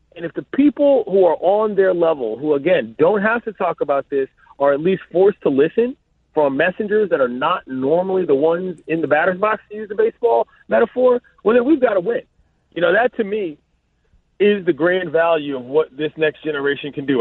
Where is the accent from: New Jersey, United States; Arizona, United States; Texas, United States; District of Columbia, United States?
District of Columbia, United States; Washington; also born or lived in Los Angeles; my hometown